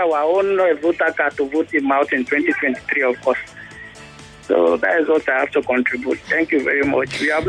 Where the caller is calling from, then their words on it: Ajegunle, Lagos, Nigeria; I'm calling you from Ajegunle.